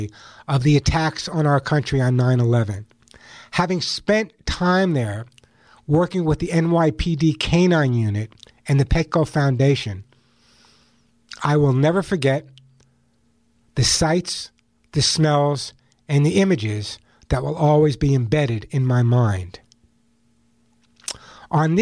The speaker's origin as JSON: {"language": "English", "region": "New York", "country": "United States", "tie": "born or raised there", "moved": "yes", "lives_now": "Santa Monica, United States", "said": "That's my hometown, New York. That's my hometown."}